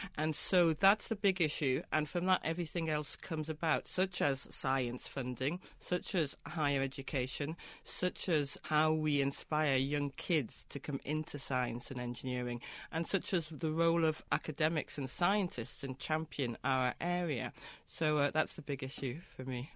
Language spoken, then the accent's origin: English; Newcastle upon Tyne, North East England, United Kingdom; Newcastle, my hometown